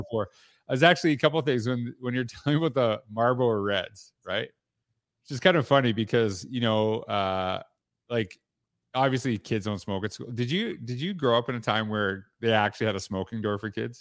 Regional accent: Canada; I'm from Canada

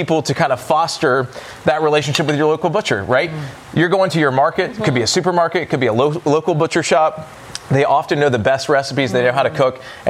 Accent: Nashville, Tennessee, United States; I'm from Nashville.

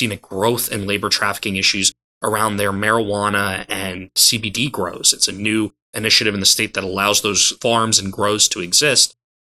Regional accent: Georgia, United States; my home state of Georgia

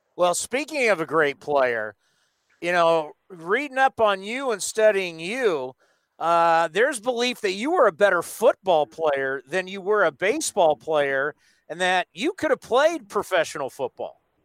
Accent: San Diego, California, United States; I grew up actually in San Diego

